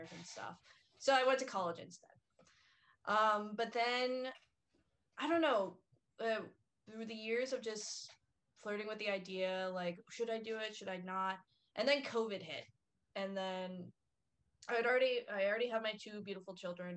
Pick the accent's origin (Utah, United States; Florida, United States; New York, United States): Florida, United States; Vero Beach; I'm from Vero Beach